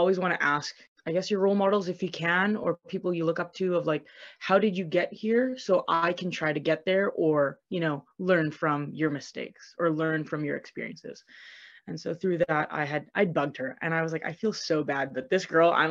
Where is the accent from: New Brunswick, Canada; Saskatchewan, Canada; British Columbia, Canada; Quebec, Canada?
British Columbia, Canada; Vancouver; moved away as an adult; now in Brampton, Canada; I'm from Vancouver, BC